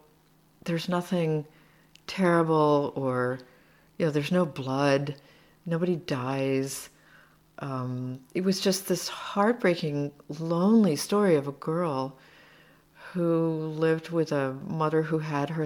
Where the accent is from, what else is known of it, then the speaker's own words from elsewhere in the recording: United States; moved away as an adult; also born or lived in Slovakia; now in Seattle, United States; I'm an American living here, and I translate